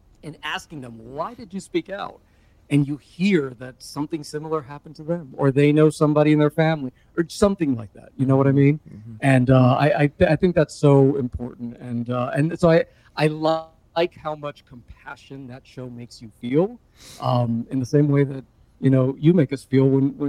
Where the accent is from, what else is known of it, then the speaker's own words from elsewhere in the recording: Hialeah, Florida, United States; also born or lived in Westchester; I grew up in Hialeah, by the way.